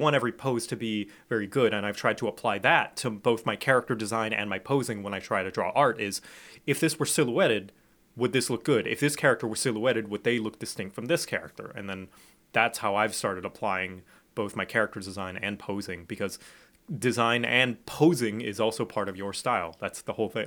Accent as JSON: {"language": "English", "country": "Thailand", "tie": "born or raised there", "said": "I grew up in Thailand."}